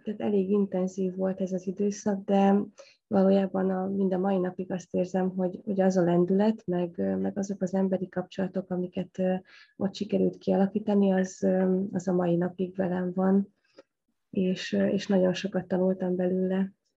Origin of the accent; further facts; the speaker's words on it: Debrecen, Hajdú-Bihar, Hungary; Debrecen, hogy az én szülővárosom